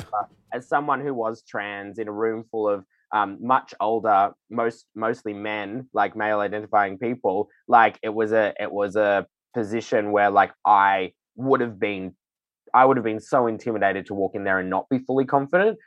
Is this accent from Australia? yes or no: yes; Sydney, New South Wales, Australia; the filthy, kooky drag that I grew up doing in Sydney